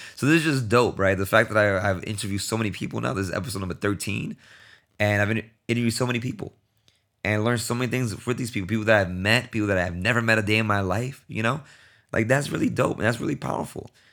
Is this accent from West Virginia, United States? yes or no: no; New York City, New York, United States; moved away; I'm born and raised in Brooklyn